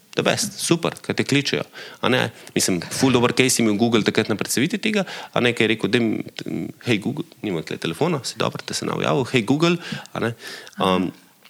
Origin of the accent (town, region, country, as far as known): Slovenia